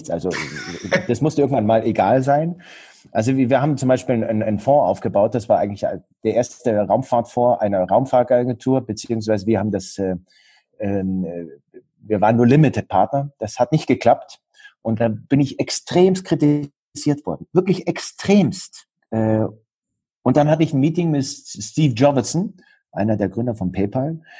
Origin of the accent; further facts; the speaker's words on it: Bavaria, Germany; born there; Ich bin im Allgäu geboren und im Allgäu heißt es, der Allgäu wird mit 40 erwachsen.